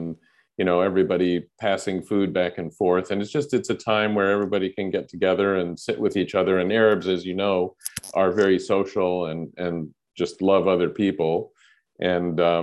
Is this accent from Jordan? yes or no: yes; Jordan; moved away as an adult; also born or lived in United States / Jerusalem / United Kingdom; moved to Jordan. And I kind of grew up there through high school and then went to the UK for university.